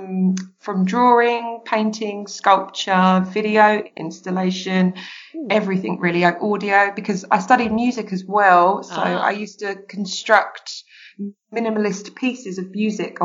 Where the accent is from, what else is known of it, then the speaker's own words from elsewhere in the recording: United Kingdom; I'm an Amazon from Britain